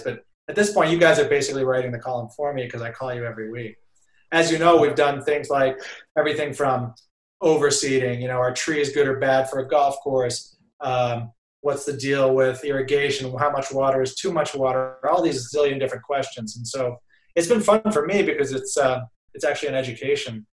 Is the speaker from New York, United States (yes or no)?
no; Brookline, Massachusetts, United States; also born or lived in Somerville, Massachusetts; I was born in Somerville and grew up. Went to Brookline High